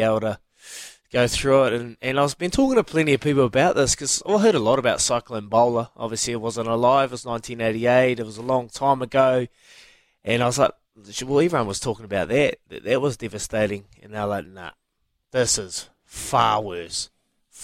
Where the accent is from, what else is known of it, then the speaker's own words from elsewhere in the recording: Hawke's Bay, New Zealand; moved away; I'm from the Bay